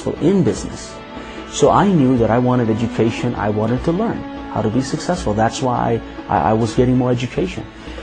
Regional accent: Pakistan; moved away; I was born in Pakistan, and I grew up as a Muslim.

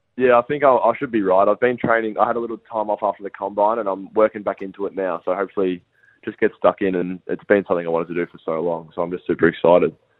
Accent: Bendigo, Victoria, Australia; also born or lived in Melbourne; so I'm from Bendigo, Victoria, um, and yeah, I've I've lived in this same house as my dad and his dad.

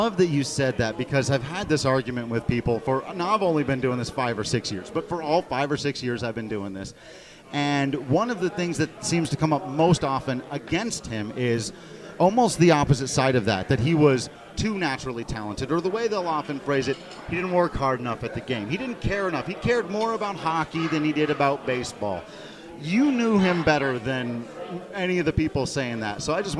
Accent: Grand Junction, Colorado, United States; I grew up in Grand Junction out there driving down the long, dusty roads, listening to you on the radio.

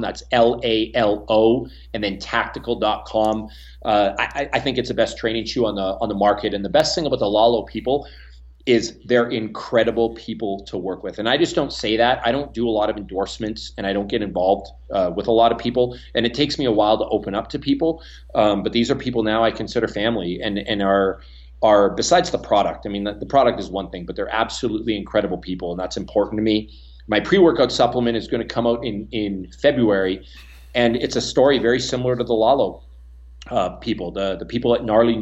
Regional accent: Canada; accent: Canadian; now in United States; my Canadian accent.

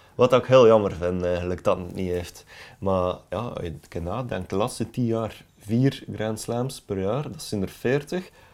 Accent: Belgium; als Belgen

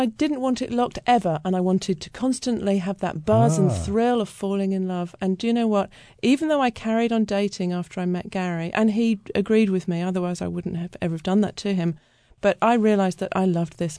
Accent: United Kingdom; I mean, I'm British, so it was slightly different

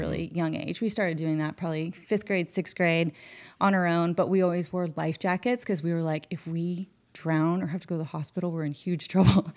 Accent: West Glacier, Montana, United States; we grew up on the Middle Fork and the North Fork of the Flathead up in Northwest Montana

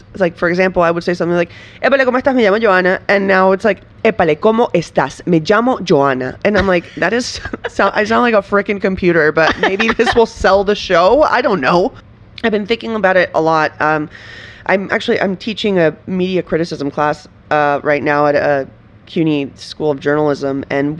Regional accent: Venezuela; now in United States; every time I say I'm from Venezuela

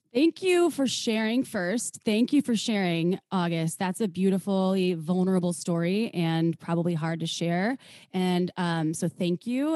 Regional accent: Wisconsin, United States; moved away as an adult; also born or lived in Minnesota; now in California, United States; I was from Wisconsin, or I am from Wisconsin

